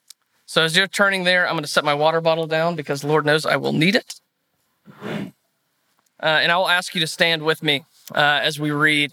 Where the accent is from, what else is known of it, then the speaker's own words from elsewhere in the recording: Alabama, United States; moved away as an adult; also born or lived in Fort Worth, Texas; now in Texas, United States; I am from Alabama, so I apologize. I'm not a Texan by nature. I went to the University of Alabama back in 2014 through 2018, got a business degree there, and then I moved out here to Fort Worth